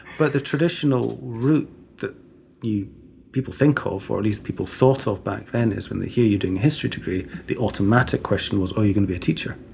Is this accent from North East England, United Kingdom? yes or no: no; Cambridge, East of England, United Kingdom; also born or lived in Stockholm, Sweden / Edinburgh, Scotland / Aberdeen, Scotland; now in Glasgow, United Kingdom; growing up in Cambridge, it was quite a small city